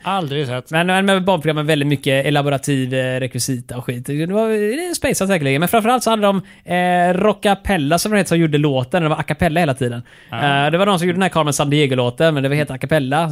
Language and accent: Swedish; Skåne, Sweden; jag är skåning